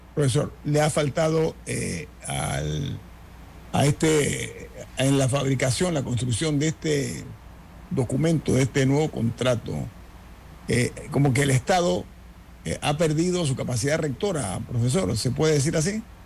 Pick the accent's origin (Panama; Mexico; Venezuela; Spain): Panama; nosotros como panameños